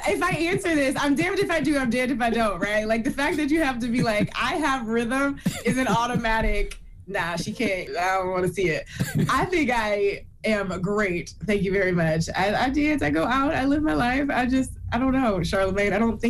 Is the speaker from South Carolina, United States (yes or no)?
no; Toledo, Ohio, United States; because I'm from Toledo, Ohio. So it was quite the journey to get to the coast.